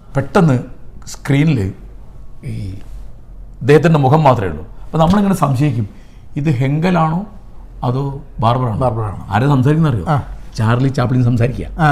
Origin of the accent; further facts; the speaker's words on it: India; ഞങ്ങൾ ഇന്ത്യക്കാർ